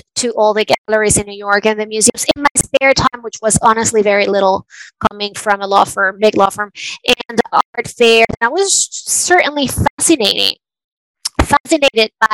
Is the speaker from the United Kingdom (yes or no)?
no; Venezuela; moved away; I was born and raised in Venezuela